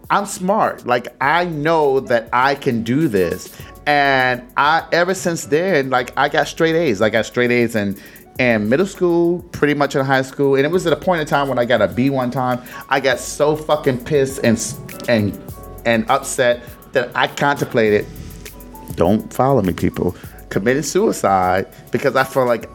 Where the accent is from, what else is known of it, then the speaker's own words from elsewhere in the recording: Detroit, Michigan, United States; moved away; I was born in Detroit, 313, Burlingame, Hamilton